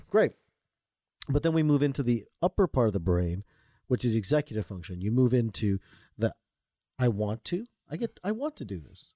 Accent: Toronto, Ontario, Canada; I was born and raised in Toronto, Canada.

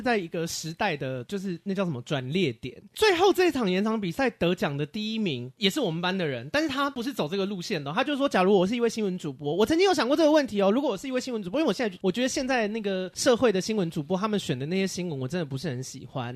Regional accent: Taiwan; 我来自宝岛台湾

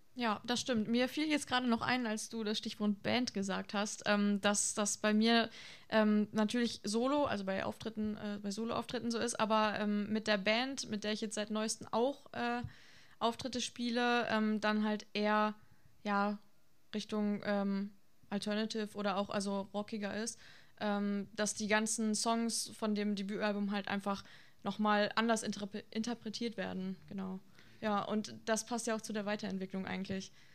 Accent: Vlotho, North Rhine-Westphalia, Germany; moved away as an adult; now in Osnabrück, Germany; Ich komme ursprünglich aus Floto

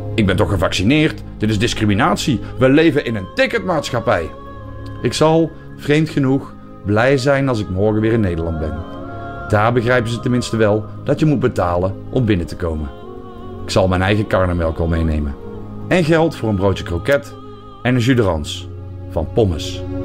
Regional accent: Belgium; mijn geboorteland

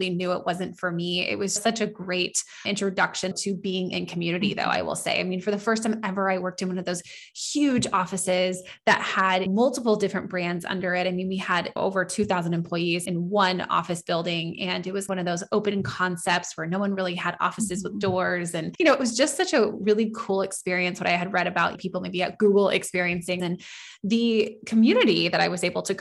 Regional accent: Northern California, United States; moved away as an adult; now in Southern California, United States; I am originally from Northern California area, and I moved to Southern California about, gosh, I don't know. I mean, now we're in 2021. So almost 11 years ago

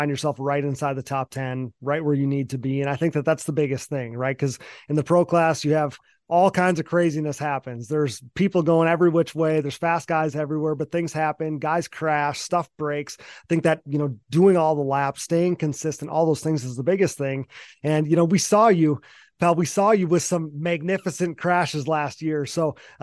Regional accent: Wisconsin, United States; I'm from Wisconsin, so I'm way up north

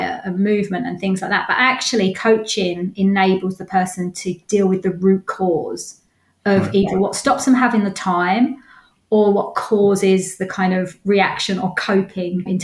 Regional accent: London, United Kingdom; moved away as an adult; now in Ware, United Kingdom; Originally from North London and moved out when I met my partner

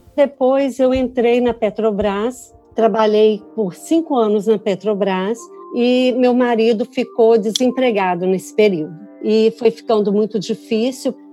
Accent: Vitória, Espírito Santo, Brazil; moved away as an adult; now in United States; sou natural de Vitória, Espírito Santo

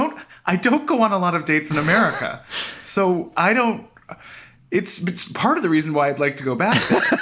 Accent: Canada; now in United States; I'm Canadian

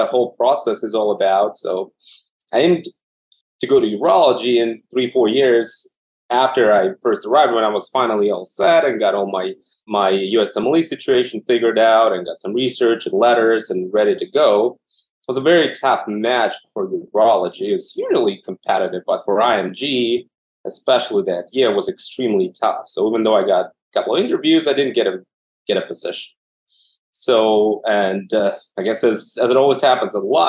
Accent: Moscow, Russia; moved away as an adult; also born or lived in Germany / Texas; now in Boston, United States; I'm originally from Moscow, Russia, born and raised, went to medical school there.

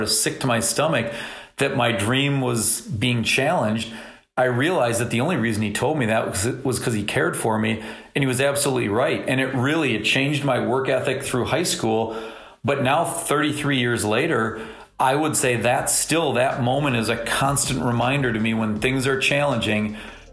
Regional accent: St. Paul, Minnesota, United States; growing up in St. Paul and going to Creighton-Durham Hall

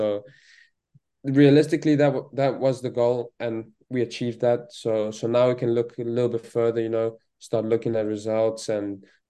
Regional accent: South Africa; I can just chat with him like a real South African with real South African slang.

